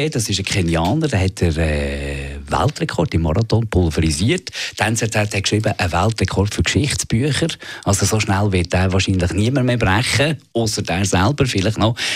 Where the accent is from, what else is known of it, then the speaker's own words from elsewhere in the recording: Bern, Switzerland; now in Zurich, Switzerland; ich, ich, fühle mich ja nicht mal mehr als Berner, seit 1999 bin ich in, in Zürich.